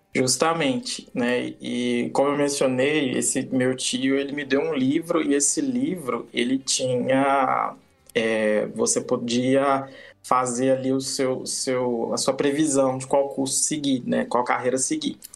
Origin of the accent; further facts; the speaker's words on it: Minas Gerais, Brazil; lá da minha região, em Minas